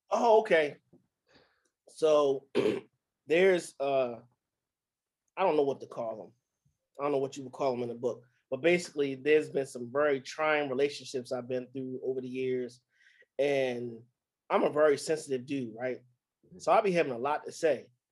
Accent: Baltimore, Maryland, United States; growing up in Baltimore

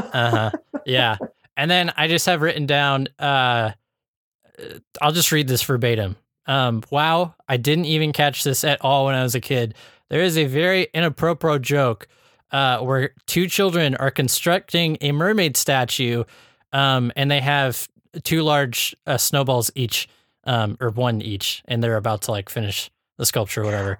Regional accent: Iowa, United States; growing up in Iowa

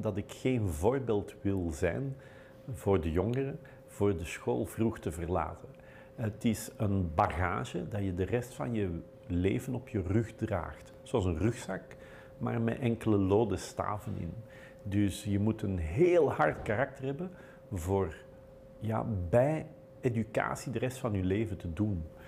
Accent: Belgium; wij Belgen

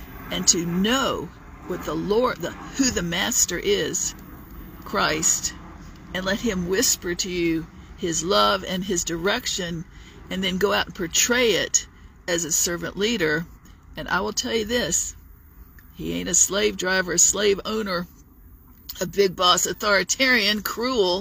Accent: Virginia Beach, Virginia, United States; moved away as an adult; also born or lived in Dallas-Fort Worth area, Texas / Charlotte region; now in Charlotte, United States; I was from Virginia Beach

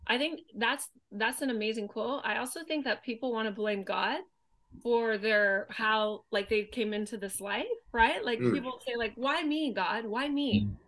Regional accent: Thailand; moved away; We grew up in Thailand, but we didn't have money.

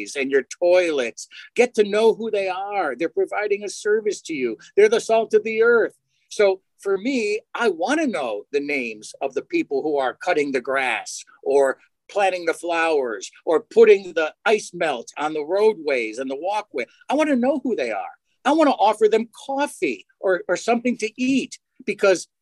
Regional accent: Connecticut, United States; moved away as an adult; now in Syracuse, United States; being born and raised in Connecticut

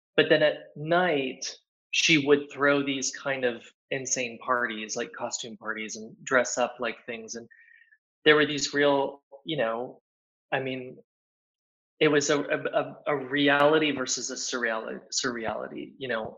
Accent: Plano, Texas, United States; moved away as an adult; also born or lived in New York; now in Paris, France; being from Plano, Texas, being an American

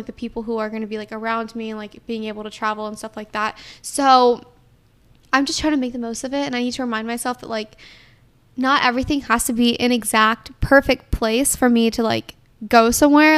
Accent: Atlanta, Georgia, United States; I'm from Atlanta

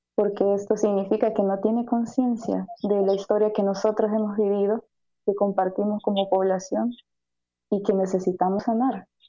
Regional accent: El Salvador; Como salvadoreños y salvadoreñas

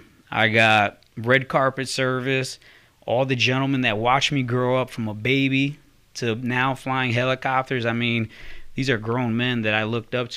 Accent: Connecticut, United States; moved away as an adult; also born or lived in Germany; a kid from Connecticut, growing up on a rough street

